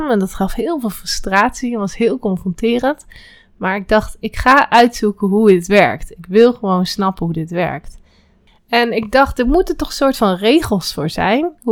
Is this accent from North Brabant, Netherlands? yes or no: no; Velp, Gelderland, Netherlands; born there; also born or lived in Utrecht; Ik ben geboren in Velp, in de gemeente Reden. Ik heb verder helemaal niks met Velp.